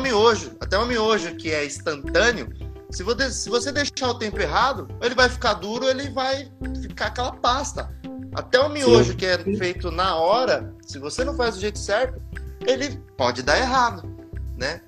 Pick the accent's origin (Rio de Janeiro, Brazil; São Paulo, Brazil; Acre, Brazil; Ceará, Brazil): São Paulo, Brazil; Mogi das Cruzes; Eu sou de Mogi das Cruzes